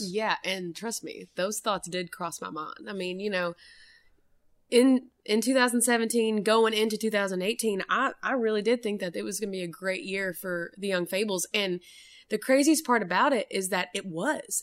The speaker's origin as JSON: {"language": "English", "town": "Maryville", "region": "Tennessee", "country": "United States", "tie": "born or raised there", "moved": "as an adult", "lives_now": "Nashville, United States", "said": "we are both from Maryville"}